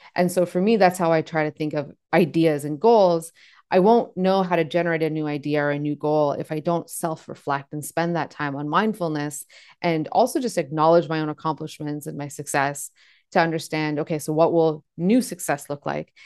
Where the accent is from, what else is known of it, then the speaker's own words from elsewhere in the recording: Canada; I was born in Canada